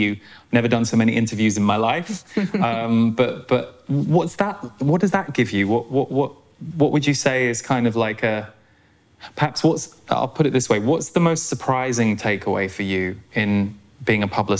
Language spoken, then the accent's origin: English; United Kingdom; being a Brit.